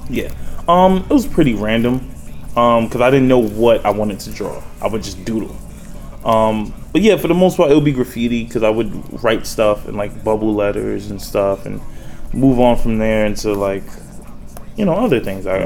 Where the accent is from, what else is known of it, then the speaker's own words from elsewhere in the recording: New York City, New York, United States; also born or lived in Baltimore, Maryland; raised in New York